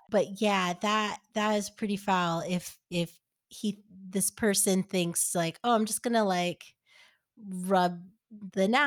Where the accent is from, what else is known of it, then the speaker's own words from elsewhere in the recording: New York, United States; And I yeah, and I I grew up in New York. I I've never experienced that.